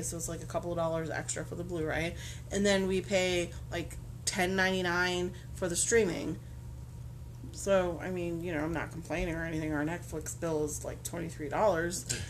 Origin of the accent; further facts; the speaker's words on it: Massachusetts, United States; moved away; the small town I grew up in Massachusetts